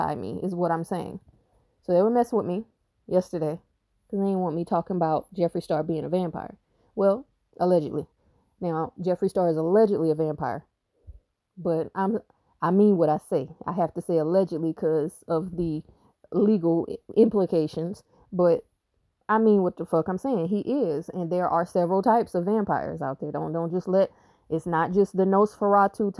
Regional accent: South Carolina, United States; I'm from South Carolina

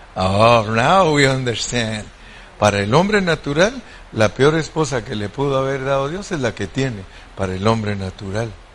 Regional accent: Guatemala; moved away; donde yo nací en Guatemala

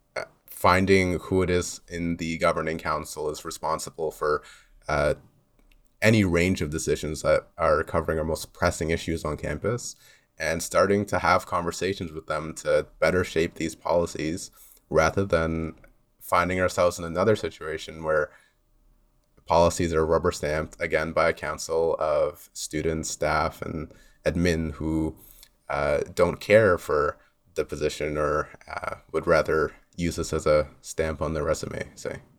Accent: Mississauga, Ontario, Canada; also born or lived in Loudoun County, Virginia; I've, uh, grown up here in Mississauga. I've lived here all of my life

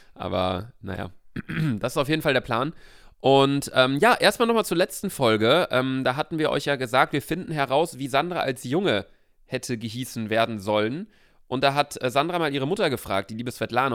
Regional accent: Bielefeld, North Rhine-Westphalia, Germany; bei uns in Bielefeld

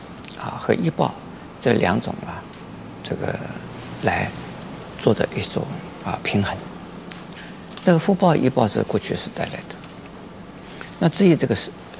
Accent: China; 在我们中国人，呃，相信，呃，其实除了我们中国人以外，其他的也会相信的啊

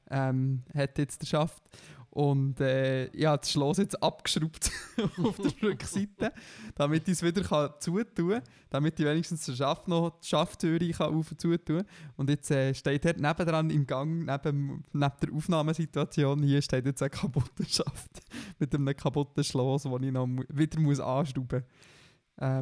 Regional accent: Bern, Switzerland; Weil für mich, für mich als Berner gibt es nur drei und Aare.

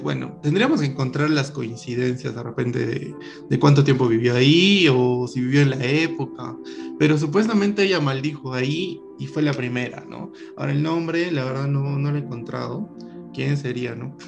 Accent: Lima, Peru; now in Arequipa, Peru; Mi mamá es limeña, bueno, yo también soy limeño, pero vivo acá mucho tiempo

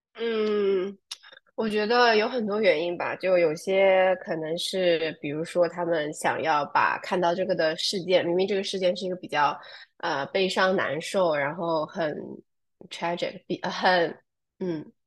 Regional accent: near Ningbo, Zhejiang, China; moved away; also born or lived in New York, United States; 在宁波这个地方，我的家乡附近

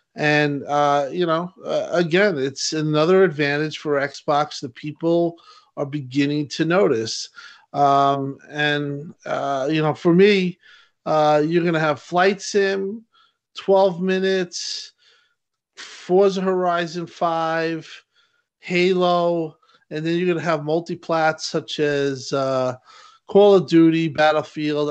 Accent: New York, United States; I'm a New Yorker

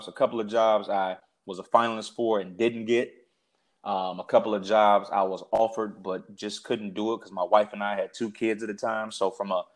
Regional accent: Park Forest, Illinois, United States; moved away as an adult; also born or lived in Oklahoma; now in Durham, United States; my hometown, which is Park Forest, Illinois, which is the south suburbs of Chicago.

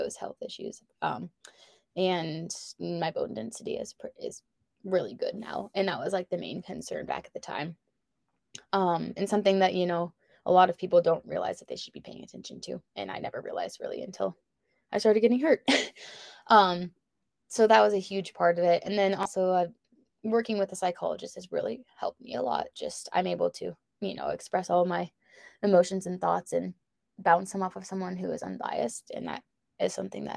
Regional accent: Lawrence, Kansas, United States; moved away as an adult; also born or lived in Boise, Idaho / Colorado / Utah; grew up in Lawrence, Kansas

